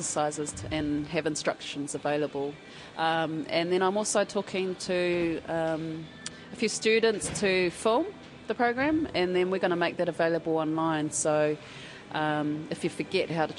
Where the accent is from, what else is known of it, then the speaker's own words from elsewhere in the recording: Gisborne, New Zealand; moved away as an adult; now in Wellington, New Zealand; I come from Gisborne, low socioeconomic area